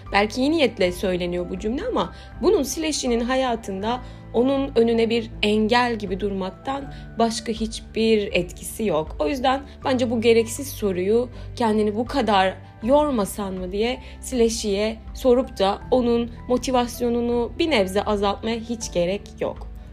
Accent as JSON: {"language": "Turkish", "region": "Aydın", "country": "Turkey", "said": "işte bizim Aydın'da zeytinliğimiz vardı"}